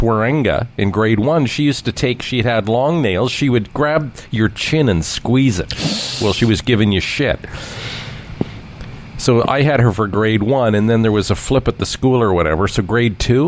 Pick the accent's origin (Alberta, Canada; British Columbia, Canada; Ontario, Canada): Ontario, Canada; Toronto; growing up in Scarborough, our public school, Ironview Public School